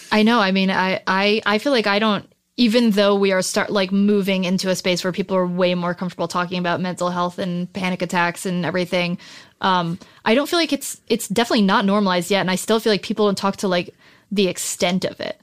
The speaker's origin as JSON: {"language": "English", "region": "New Jersey", "country": "United States", "moved": "as an adult", "lives_now": "Los Angeles, United States", "said": "I'm from New Jersey originally, but, um, my whole family moved out here, um, after me"}